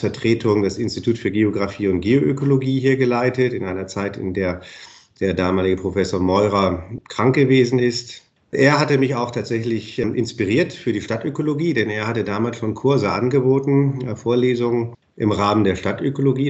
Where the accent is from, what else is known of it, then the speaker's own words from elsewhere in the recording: Bremen, Germany; moved away as an adult; now in Karlsruhe, Germany; Ich bin Bremer von Haus aus, also ganz aus dem Norden